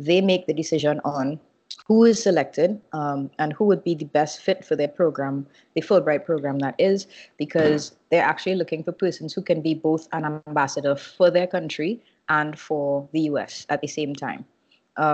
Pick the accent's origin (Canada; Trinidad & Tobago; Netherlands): Trinidad & Tobago; moved away as an adult; now in Brooklyn, United States; So I am now relocated from Trinidad to Brooklyn, mostly because I am here to do my master's at NYU.